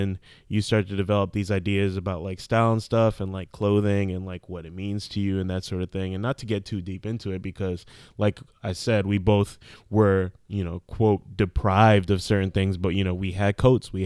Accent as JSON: {"language": "English", "region": "New York", "country": "United States", "tie": "born or raised there", "said": "growing up in New York."}